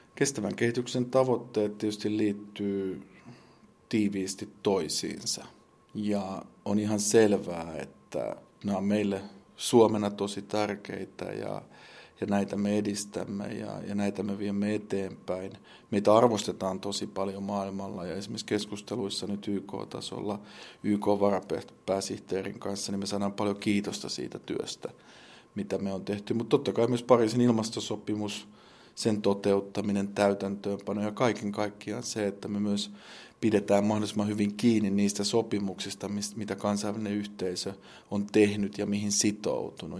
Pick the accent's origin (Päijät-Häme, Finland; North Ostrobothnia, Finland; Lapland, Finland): Päijät-Häme, Finland; Lahti; minun kotikaupungissani Lahdessani